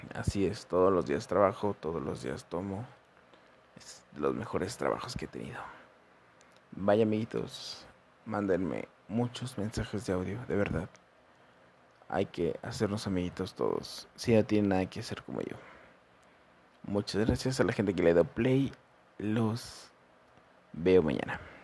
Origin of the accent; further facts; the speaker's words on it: San Luis Potosí, Mexico; soy de México, San Luis Potosí